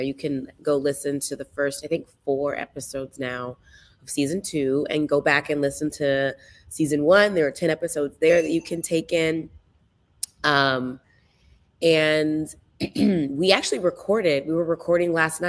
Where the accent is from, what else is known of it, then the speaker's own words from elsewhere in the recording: just south of Atlanta, Georgia, United States; moved away; also born or lived in Potomac, Maryland; my best friends that I grew up with in Georgia